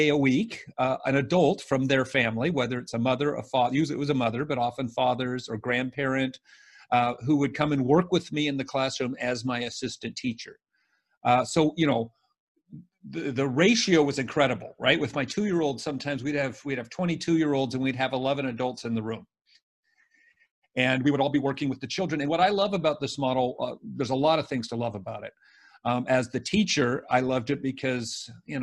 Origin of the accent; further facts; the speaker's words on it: United States; as an American